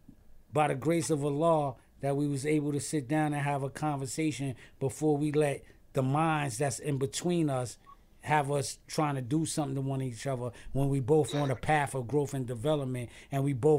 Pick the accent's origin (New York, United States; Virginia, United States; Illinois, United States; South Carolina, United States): New York, United States; New York City; I'm from Stapleton Projects